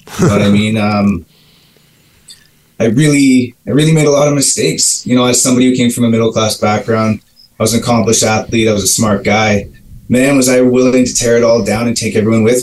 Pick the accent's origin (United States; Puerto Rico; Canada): Canada; Mississauga, Ontario; moved away as an adult; now in New Westminster, Canada; I'm originally from Mississauga, Ontario, which is just outside of Toronto